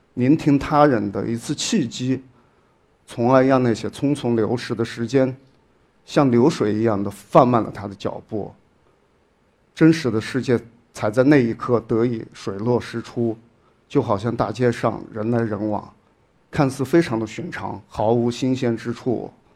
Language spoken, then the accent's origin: Chinese; Shaoyang, Hunan, China; moved away as an adult; 我的老家邵阳市，是，是属于同样的一个行政市。我在我的老家生活了将近有二十多年